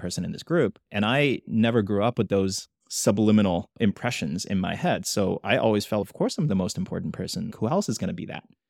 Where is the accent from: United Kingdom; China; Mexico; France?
China; now in United States; growing up in China, I was never a minority